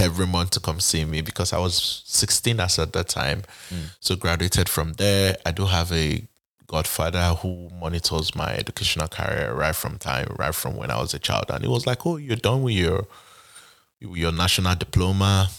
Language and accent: English; Benin City, Edo, Nigeria; moved away as an adult; now in Atlanta, United States; I was born and raised in Benin, Edo State, Nigeria